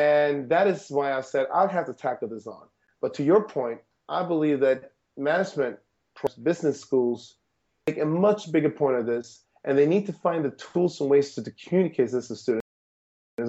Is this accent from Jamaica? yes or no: no; Sweden; moved away; I grew up in Sweden